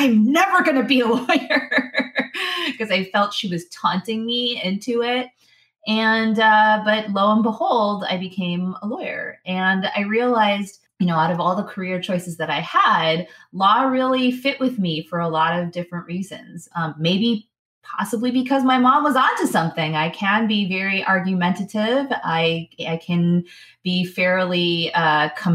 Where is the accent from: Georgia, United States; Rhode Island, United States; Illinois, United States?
Illinois, United States; Chicago; I grew up in Chicago, Illinois. So born and raised in Chicago or the outlying suburbs